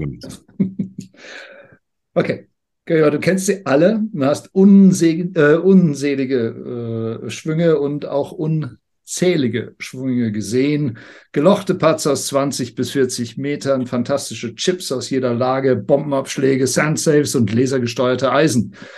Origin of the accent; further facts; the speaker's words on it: United Kingdom; moved away; als ich aufgewachsen bin in Großbritannien